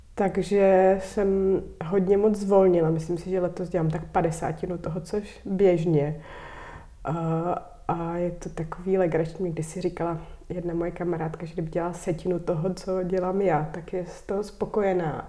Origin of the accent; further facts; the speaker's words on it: Prague, Czechia; moved away as an adult; also born or lived in Kokořínsko; Já jsem vyrostla na Vršovický